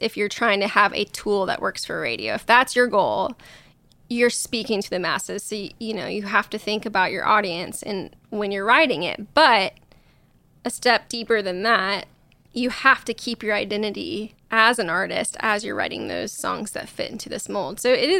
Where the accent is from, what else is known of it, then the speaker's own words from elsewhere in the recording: Illinois, United States; now in Nashville, United States; I'm from Southern Illinois.